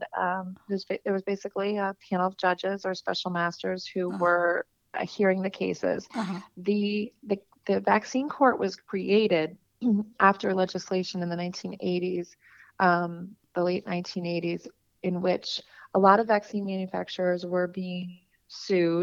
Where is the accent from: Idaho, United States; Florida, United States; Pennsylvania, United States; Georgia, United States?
Pennsylvania, United States; Allentown; moved away as an adult; also born or lived in Washington, D.C. / New York; I grew up in a in Allentown